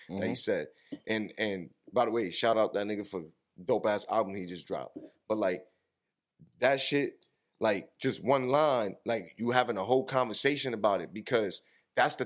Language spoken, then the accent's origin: English; New York, United States; we grew up in New York